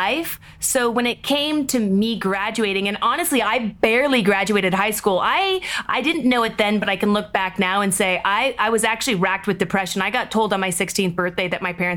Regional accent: Seattle, Washington, United States; moved away as an adult; I grew up in Seattle, Washington

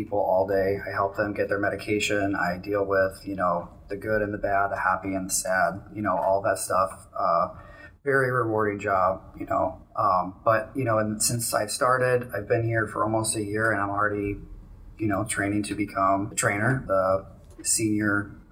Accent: St. Louis, Missouri, United States; moved away as an adult; also born or lived in St. Petersburg, Florida; Grew up in St. Louis, yeah. I grew up in St. Louis.

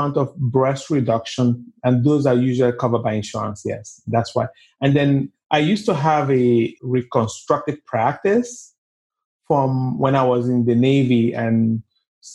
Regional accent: Nigeria; moved away as an adult; also born or lived in New York City / Atlanta; now in United States; I was born and raised in Nigeria. I went to high school in Nigeria.

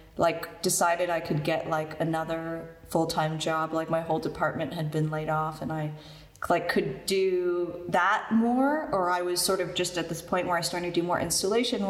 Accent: Canada; now in New York, United States; I had like a full-time job because I'm like Canadian

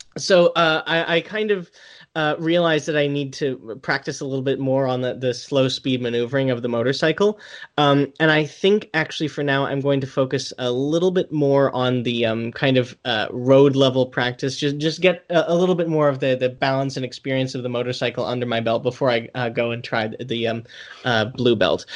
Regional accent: United States; I'm American

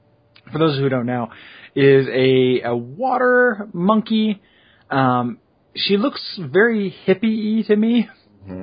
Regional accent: DeKalb, Illinois, United States; I grew up in DeKalb.

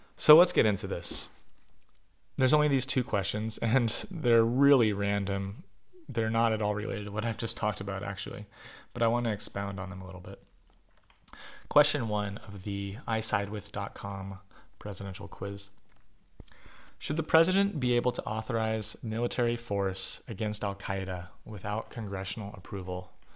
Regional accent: United States; as an American

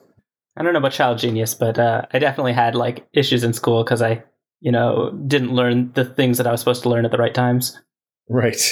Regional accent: Canada; moved away as an adult; now in California, United States; growing up in Canada

